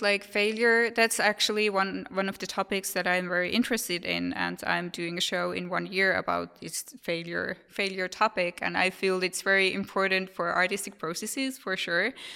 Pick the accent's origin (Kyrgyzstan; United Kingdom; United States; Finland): Finland; I'm from Finland, so it's very common for us to talk about these things